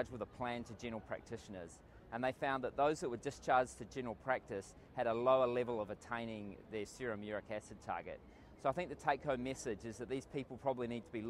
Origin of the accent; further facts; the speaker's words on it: Australia; I am from Australia, and I'm coming to you from the beautiful city of Amsterdam